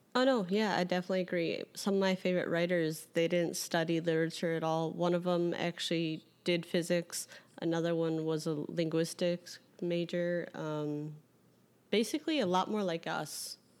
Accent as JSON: {"language": "English", "town": "Carol Stream", "region": "Illinois", "country": "United States", "tie": "born or raised there", "said": "Carroll Stream, Illinois"}